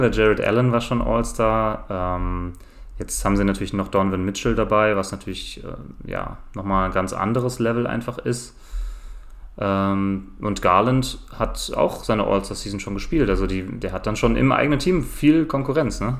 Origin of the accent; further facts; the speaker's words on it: Cologne, North Rhine-Westphalia, Germany; Köln ist meine Heimatstadt